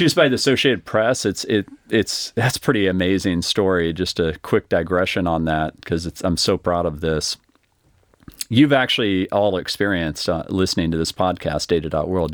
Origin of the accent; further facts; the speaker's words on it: Austin, Texas, United States; I grew up here in Austin